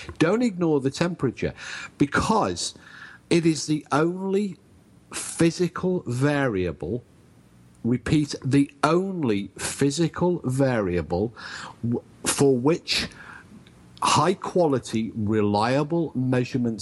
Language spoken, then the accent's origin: English; England, United Kingdom; I'm English.